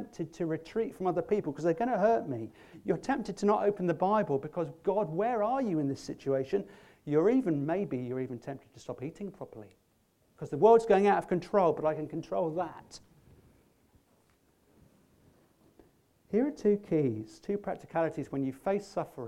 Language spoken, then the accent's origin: English; England, United Kingdom; we're English